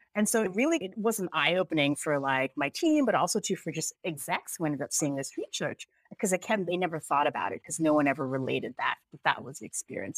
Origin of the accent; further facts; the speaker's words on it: United States; also born or lived in Jamaica; I'm actually Jamaican, but I grew up here